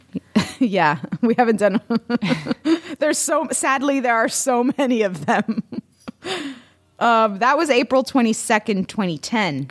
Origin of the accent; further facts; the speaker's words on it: Florida, United States; I'm from Florida